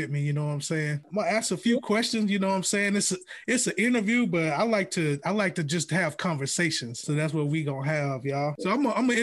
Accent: Alabama, United States; moved away as an adult; now in Atlanta, United States; I'm from Alabama. I've been living in the Atlanta area for about 2 years now

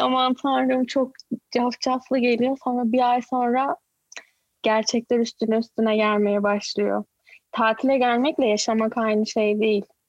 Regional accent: Izmir, Turkey; moved away as an adult; also born or lived in Ankara / Istanbul; now in Canada; Ankara'da doğdum ama İzmirliyim. Çok küçük yaşta İzmir'e göçtük. Ee, orada doğdum, yani orada büyüdüm diyeyim. Lise, üniversite hayatım İzmir'de

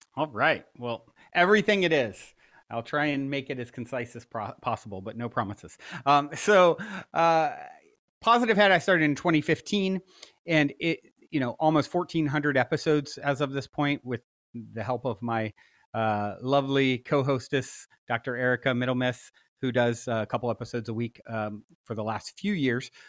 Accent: East Coast, United States; now in Los Angeles, United States; I grew up on the East Coast

